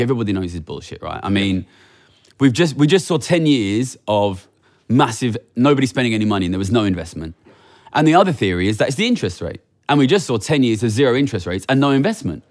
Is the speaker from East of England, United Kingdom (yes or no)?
no; Ilford, London, United Kingdom; I come from Ilford